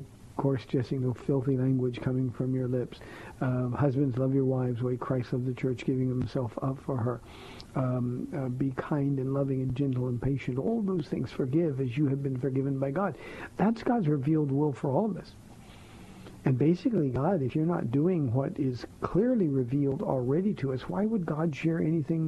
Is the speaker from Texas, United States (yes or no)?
no; Southern California, United States; I grew up in Southern California